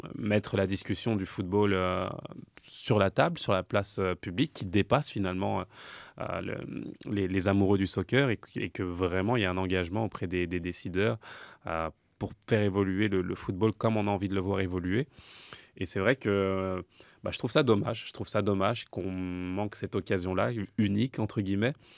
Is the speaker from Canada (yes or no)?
no; France; en tant que Français